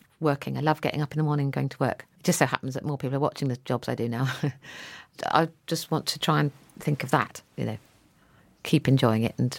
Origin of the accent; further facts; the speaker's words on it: East of England, United Kingdom; Now I'm from North Norfolk.